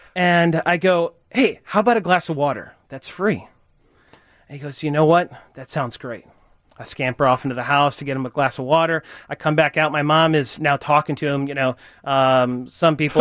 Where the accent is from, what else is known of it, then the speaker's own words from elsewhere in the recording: Chicago suburbs, Illinois, United States; I grew up in the Chicago suburbs, and you know, tree lined street, everything that you kind of think of a majestic childhood